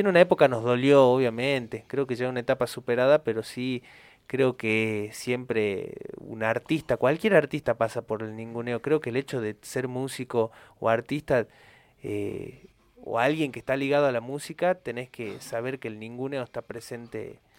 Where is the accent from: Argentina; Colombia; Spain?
Argentina